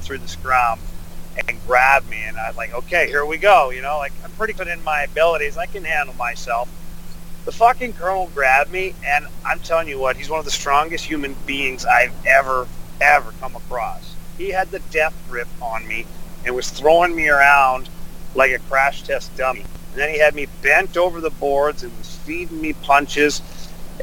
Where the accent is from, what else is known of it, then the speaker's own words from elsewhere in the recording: Ottawa, Ontario, Canada; I grew up in Ottawa, like 2 hours away